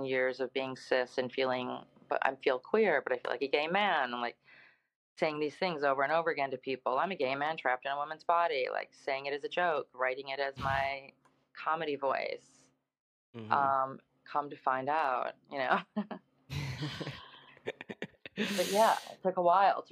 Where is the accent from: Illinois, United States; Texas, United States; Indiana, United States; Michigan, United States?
Illinois, United States; Chicago; moved away as an adult; also born or lived in West Coast; now in Provincetown, United States; I am from Chicago